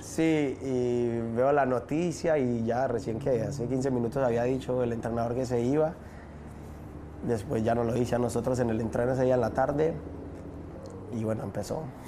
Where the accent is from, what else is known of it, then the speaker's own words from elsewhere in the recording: Medellín, Antioquia, Colombia; moved away; Comuna 13 es realmente donde, donde yo nací, donde yo crecí